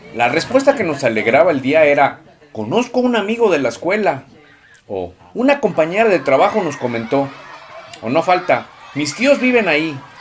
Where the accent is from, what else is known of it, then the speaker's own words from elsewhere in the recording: Irapuato, Guanajuato, Mexico; nuestra raíz irapuatense